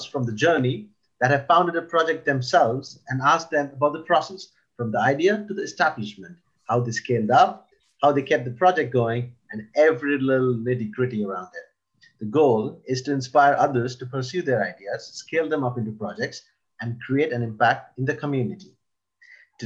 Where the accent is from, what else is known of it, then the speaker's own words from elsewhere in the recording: Ireland; now in Sweden; I've grown up for most parts in Ireland